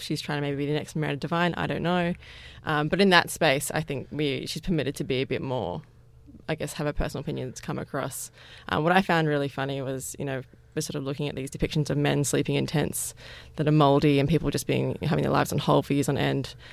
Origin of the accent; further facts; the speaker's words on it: Parramatta, New South Wales, Australia; I grew up in Parramatta